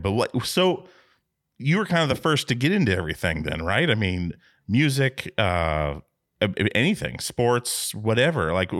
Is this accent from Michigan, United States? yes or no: no; Alaska, United States; We come from Alaska.